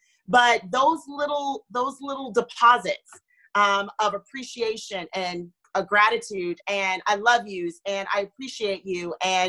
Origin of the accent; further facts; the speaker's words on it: Florida, United States; also born or lived in North Carolina; I was born in North Carolina and moved to Florida. And so I didn't grow up with my immediate family, that extended family around.